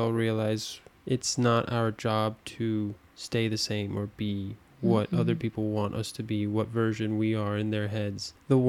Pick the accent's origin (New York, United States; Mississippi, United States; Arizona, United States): Arizona, United States; moved away as an adult; now in Paris, France; we're from Arizona.